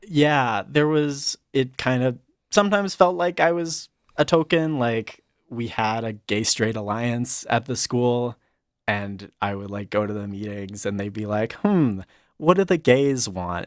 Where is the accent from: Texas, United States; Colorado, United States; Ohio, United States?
Colorado, United States; I grew up in Colorado. I actually grew up in a rural town in the mountains.